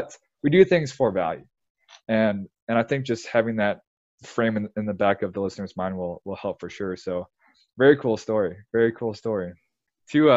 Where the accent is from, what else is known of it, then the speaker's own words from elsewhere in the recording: Illinois, United States; now in Texas, United States; I'm from Illinois